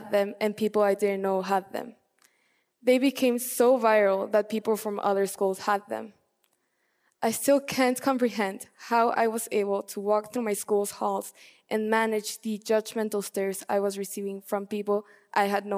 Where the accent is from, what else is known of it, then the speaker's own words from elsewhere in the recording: Mexico City, Mexico; As a little girl, growing up in Mexico City